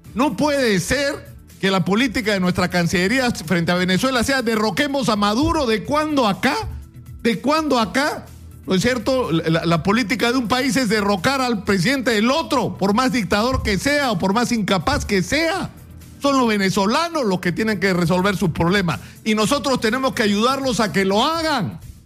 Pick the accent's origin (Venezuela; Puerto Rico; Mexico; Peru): Peru; somos hoy los peruanos